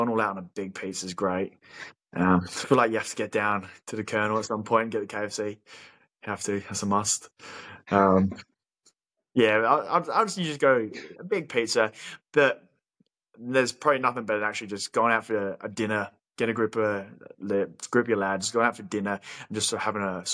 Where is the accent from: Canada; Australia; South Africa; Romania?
Australia; if we're an Aussie like us